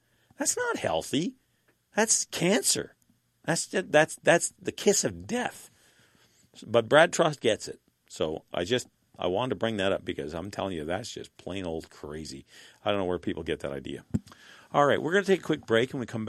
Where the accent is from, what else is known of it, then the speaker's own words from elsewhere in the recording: Saskatchewan, Canada; I'm from Saskatchewan. When the NDP faced the divided opposition, they ran roughshod over them. Alberta's next door to us.